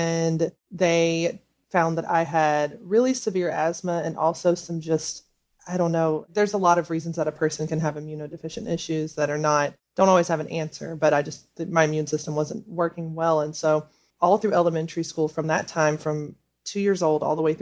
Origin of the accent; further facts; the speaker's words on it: Memphis, Tennessee, United States; moved away as an adult; now in Washington, D.C., United States; I grew up in Memphis, Tennessee, which is a majority Black city.